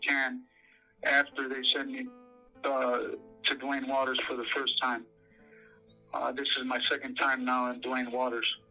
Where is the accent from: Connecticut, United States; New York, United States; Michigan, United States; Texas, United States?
Michigan, United States; Detroit; I'm from Southwest Detroit, Michigan.